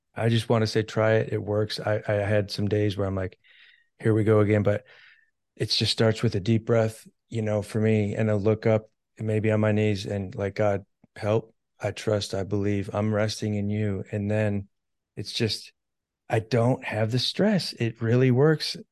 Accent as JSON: {"language": "English", "country": "United States", "said": "I'm an American"}